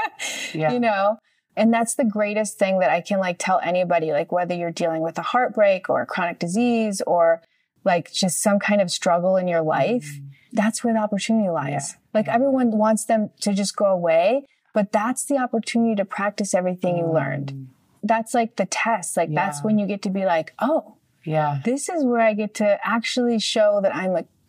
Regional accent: Chicago, Illinois, United States; now in Los Angeles, United States; I grew up in Chicago in the 80s

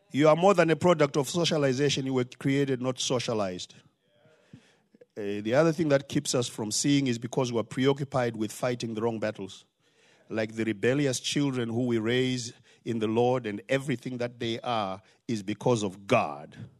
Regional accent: Zimbabwe; now in Charlotte, United States; Because I have an accent. I'm from Zimbabwe

